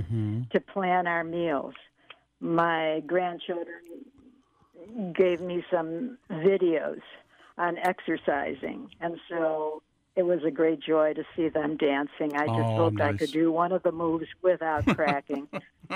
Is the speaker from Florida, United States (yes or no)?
no; Chicago, Illinois, United States; moved away; my hometown, Chicago